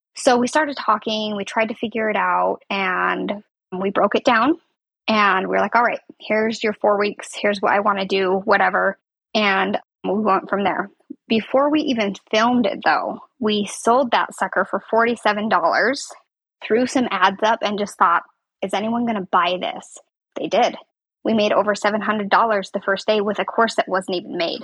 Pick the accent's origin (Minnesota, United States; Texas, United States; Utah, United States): Utah, United States; Southern; also born or lived in Salt Lake City, Utah; I'm from Southern Utah, which is where I was last year as well